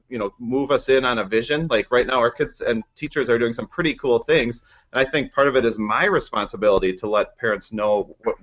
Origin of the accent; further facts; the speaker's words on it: Minnesota, United States; I'm from Minnesota